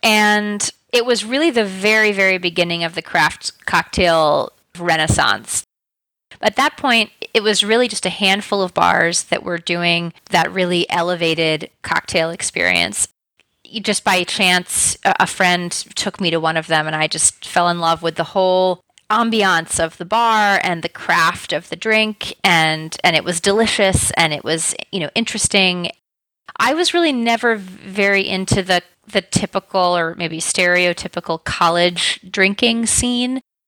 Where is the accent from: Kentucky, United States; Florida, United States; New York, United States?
New York, United States; New York City; also born or lived in Paris / London; But I'm originally from New York City. Mm-hmm. I moved around a bit, so I've lived kind of in a lot of different places in the United States, and I also spent 3 years in my teens and 20s in Europe, living in Paris and in London.